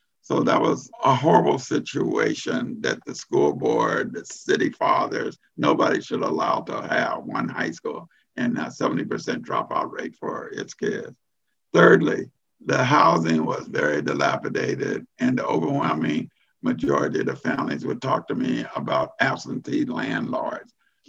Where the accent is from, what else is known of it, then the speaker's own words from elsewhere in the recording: West Coast, United States; they knew I was from the West Coast.